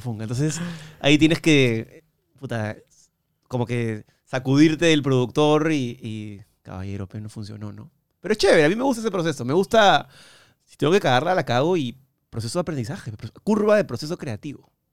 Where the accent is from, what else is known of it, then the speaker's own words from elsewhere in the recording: Peru; de Perú